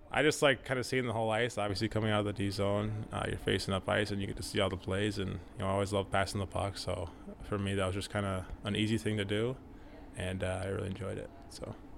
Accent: Minnesota, United States; moved away as an adult; now in California, United States; growing up in Minnesota

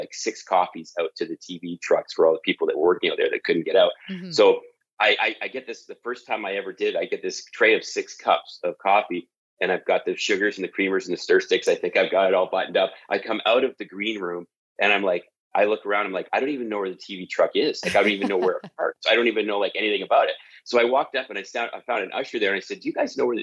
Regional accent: London, Ontario, Canada; accent: Canadian; moved away; So I grew up in a place called London, Ontario, which is 2 hours south of Toronto and 2 hours north of Detroit

